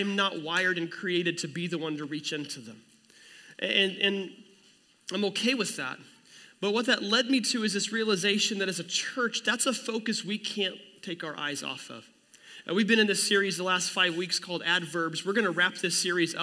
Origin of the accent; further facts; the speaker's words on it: near Commerce, Oklahoma, United States; we started attending the First Assembly of God Church in Commerce, Oklahoma, which is right next to my hometown